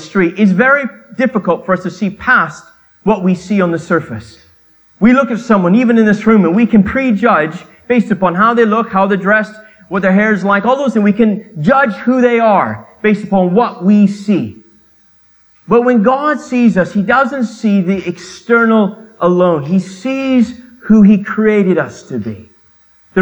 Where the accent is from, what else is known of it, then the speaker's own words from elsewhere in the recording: Canada; I grew up in Canada, so I can speak two languages.